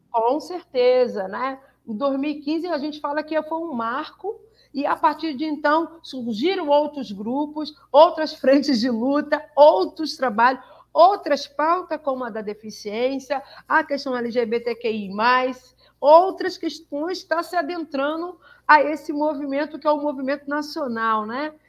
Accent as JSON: {"language": "Portuguese", "region": "Rio de Janeiro", "country": "Brazil", "said": "Eu sou uma mulher preta, sou carioca"}